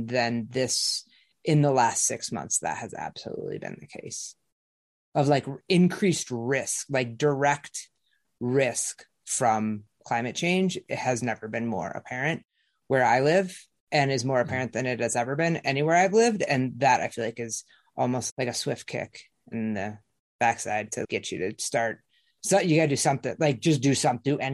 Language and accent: English; Midwest, United States; now in Boulder, United States; growing up in the Midwest